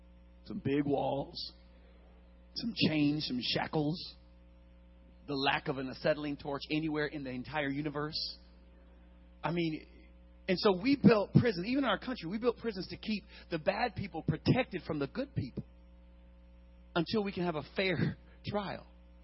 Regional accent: Wiesbaden, Hesse, Germany; born there; I was born in Wiesbaden, West Germany.

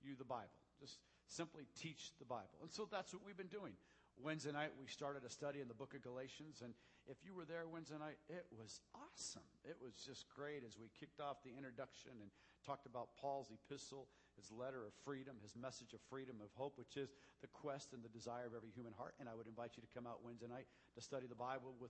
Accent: Southwest, United States; moved away; I grew up in the Southwest.

